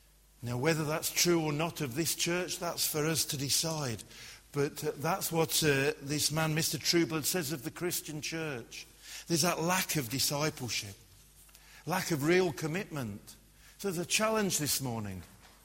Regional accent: Glasgow, Scotland, United Kingdom; I grew up in Glasgow. If I'd had a name like Reinhold Bonnke, then how would I have survived being in Glasgow?

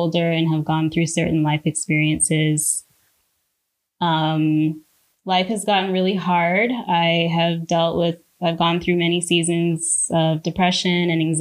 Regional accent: Toronto, Ontario, Canada; moved away as an adult; now in Vancouver, Canada; I'm from Scarborough

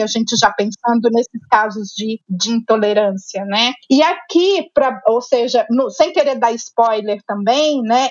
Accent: interior of Minas Gerais, Brazil; eu sou mineira, né, do interior de Minas, nasci

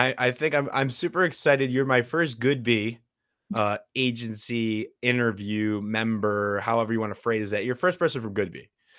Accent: Chicago, Illinois, United States; I'm from Chicago.

